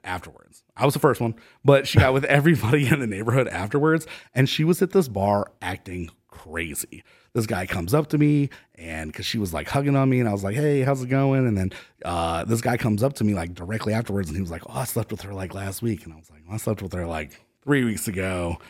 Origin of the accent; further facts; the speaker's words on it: Cleveland, Ohio, United States; also born or lived in San Diego, California; now in Austin, United States; I'm from Cleveland, Ohio originally